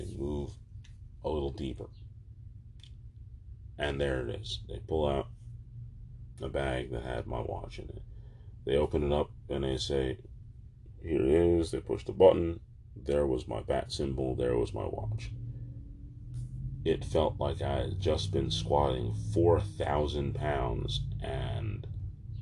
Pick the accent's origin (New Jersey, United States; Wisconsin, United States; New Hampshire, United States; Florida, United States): New Jersey, United States; Jersey Shore; also born or lived in Manchester, New Jersey; I was from the Jersey Shore, probably no more than 20 minutes away from the beach. But after high school, I moved to Manchester